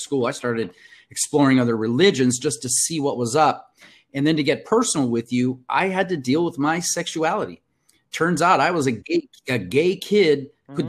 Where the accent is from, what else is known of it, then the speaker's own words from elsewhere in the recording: Compton, California, United States; also born or lived in Mexico / Brazil / India; now in San Diego, United States; the majority of my youth were uh, spent, uh, as you and I had discussed, in Compton, California